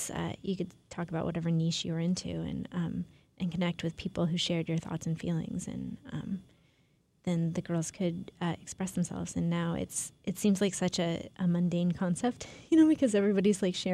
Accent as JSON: {"language": "English", "town": "Portland", "region": "Oregon", "country": "United States", "tie": "born or raised there", "moved": "yes", "said": "I am from Portland. Oh, okay. Yeah, that's where I grew up."}